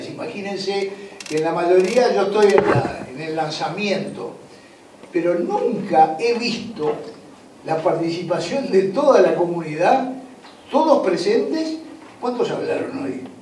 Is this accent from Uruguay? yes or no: yes; Colonia Suiza, Colonia, Uruguay; yo soy de Colonia Suiza